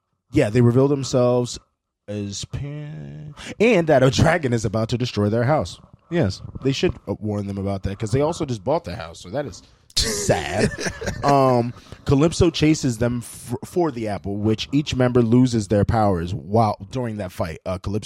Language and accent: English; Philadelphia, Pennsylvania, United States; but only because I'm from Philly, so it's fine.